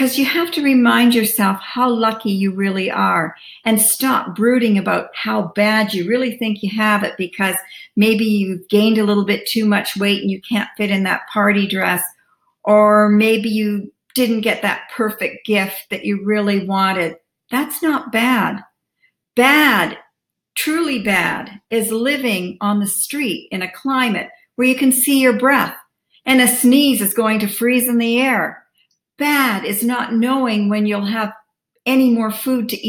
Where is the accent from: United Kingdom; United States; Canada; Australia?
Canada; As a Canadian, we kind of start in October, as that's when our Thanksgiving is